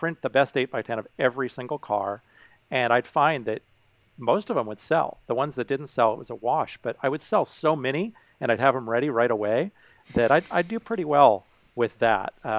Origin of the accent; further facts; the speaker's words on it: Carmel, California, United States; I grew up in Carmel, California